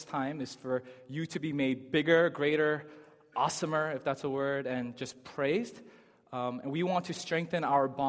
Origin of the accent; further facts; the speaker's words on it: Chelmsford, Massachusetts, United States; also born or lived in Lowell, Massachusetts / Amherst, Massachusetts; now in Boston, United States; I was born in Lowell, Massachusetts. I grew up in Chelmsford, Massachusetts.